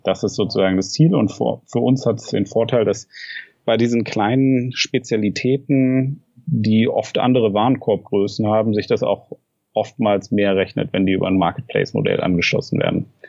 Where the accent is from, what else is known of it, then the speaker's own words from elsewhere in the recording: Frankfurt, Hesse, Germany; also born or lived in Tübingen / Berlin; Ich komme ursprünglich aus Frankfurt